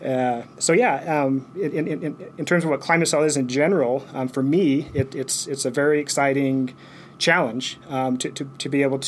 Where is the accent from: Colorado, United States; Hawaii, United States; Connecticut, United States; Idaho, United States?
Colorado, United States; eastern; We grew up in Colorado, where, you know, eastern Colorado, we had a lot of tornadoes